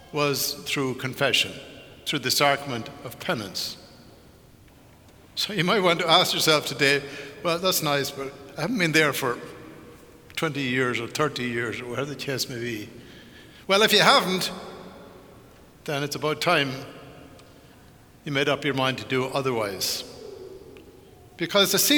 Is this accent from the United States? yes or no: no; Ireland; moved away; growing up in Ireland in the 50s, growing up out in the country